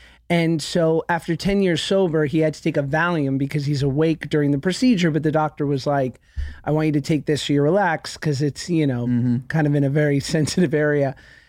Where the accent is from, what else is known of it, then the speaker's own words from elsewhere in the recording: Cleveland, Ohio, United States; from Cleveland, and I live just more of a normal life.